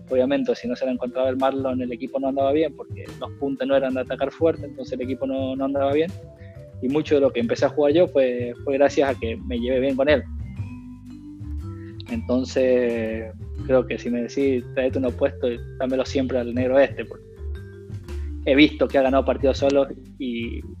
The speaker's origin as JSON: {"language": "Spanish", "country": "Argentina", "said": "Mira, creo que como todo argentino, lo más lindo para todo argentino es que le vaya bien a la selección."}